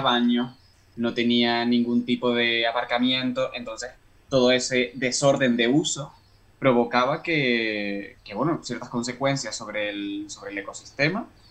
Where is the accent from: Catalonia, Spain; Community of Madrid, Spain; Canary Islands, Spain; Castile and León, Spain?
Canary Islands, Spain; moved away as an adult; now in Ireland; yo soy canario, pero estoy trabajando ahora en Irlanda como parte de mi tesis doctoral